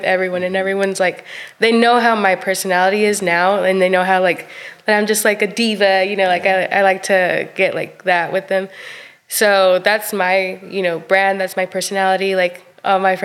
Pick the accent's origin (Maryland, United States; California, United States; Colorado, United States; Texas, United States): Texas, United States; Stratford; moved away as an adult; also born or lived in Cuauhtémoc, Chihuahua, Mexico; now in Sherwood, United States; I'm from Stratford, Texas.